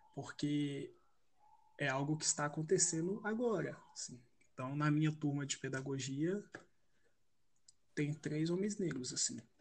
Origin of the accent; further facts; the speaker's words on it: Belo Horizonte, Minas Gerais, Brazil; sou de Belo Horizonte